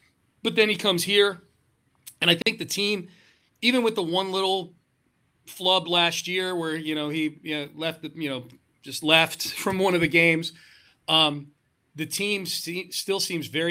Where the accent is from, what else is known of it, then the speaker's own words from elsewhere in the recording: Connecticut, United States; now in Houston, United States; I grew up in Connecticut. So that's like, geographically, that's my background. I grew up in the Northeast